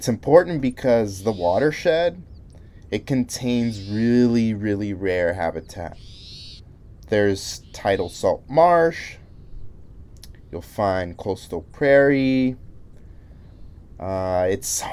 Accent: Salinas, California, United States; I grew up in Salinas

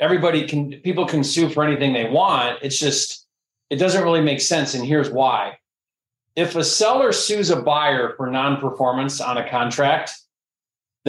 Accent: Detroit, Michigan, United States; I'm from Detroit

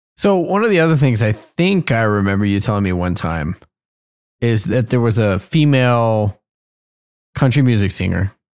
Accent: Colorado, United States; I'm from Colorado

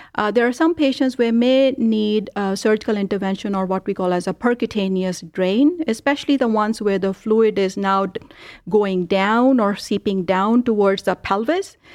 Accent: India; now in Cleveland, United States; I grew up in India

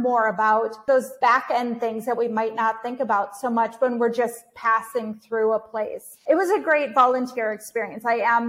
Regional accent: Ukraine; it provide me with a different perspective of my home country of Ukraine at that time

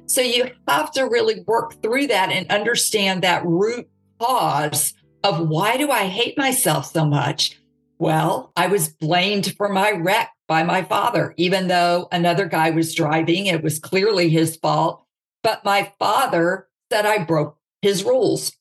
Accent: Jackson, Mississippi, United States; I was raised in the South. Okay. So you've got the Bible Belt, Jackson, Mississippi

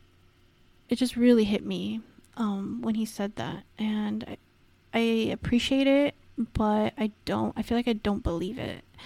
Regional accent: Los Angeles, California, United States; accent: Valley girl; I am literally from the San Fernando Valley. I'm like totally a Valley girl

